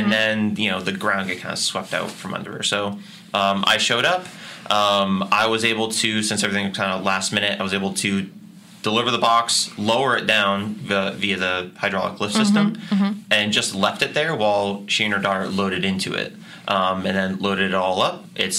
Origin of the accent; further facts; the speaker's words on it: Grafton, Massachusetts, United States; So I grew up in Grafton. I've always been kind of a part of this Worcester community. I live in Worcester now. I have for the last 6 years.